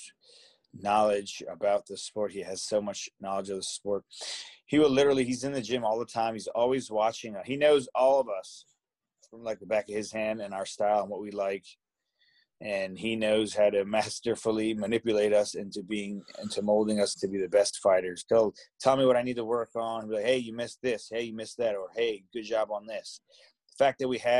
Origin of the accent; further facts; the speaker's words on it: Cherry Hill, New Jersey, United States; I'm from Cherry Hill, New Jersey